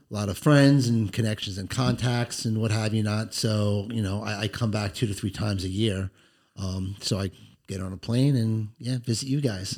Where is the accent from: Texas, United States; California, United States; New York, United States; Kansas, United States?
New York, United States; Long Island; I grew up on Long Island, New York